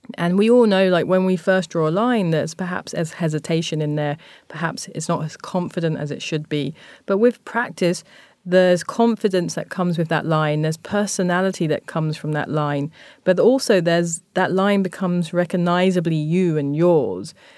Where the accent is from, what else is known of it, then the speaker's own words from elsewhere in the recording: London, United Kingdom; moved away as an adult; also born or lived in Tokyo, Japan; growing up in Thamesmead, it's, it was a very racist and a very homophobic space